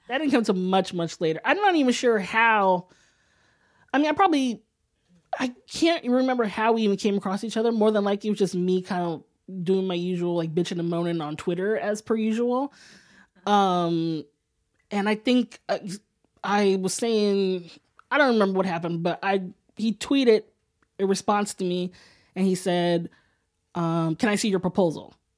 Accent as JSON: {"language": "English", "town": "Sacramento", "region": "California", "country": "United States", "tie": "born or raised there", "moved": "yes", "lives_now": "San Francisco, United States", "said": "I was born and raised in Northern California."}